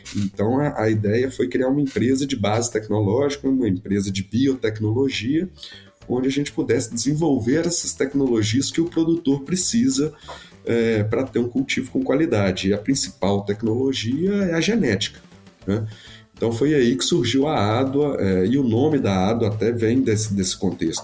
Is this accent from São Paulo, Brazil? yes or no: no; Belo Horizonte, Minas Gerais, Brazil; eu sou de Belo Horizonte, Minas Gerais